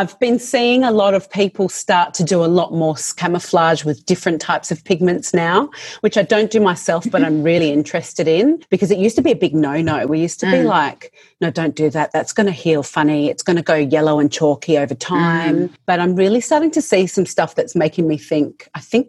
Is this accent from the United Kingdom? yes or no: no; Adelaide, South Australia, Australia; moved away as an adult; now in Melbourne, Australia; I moved to Melbourne because I'm from Adelaide.